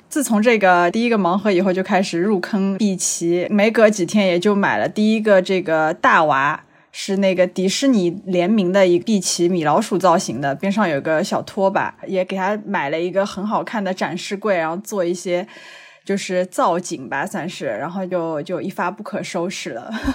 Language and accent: Chinese; Shanghai, China; 我来自上海，曾经是一名葡萄酒讲师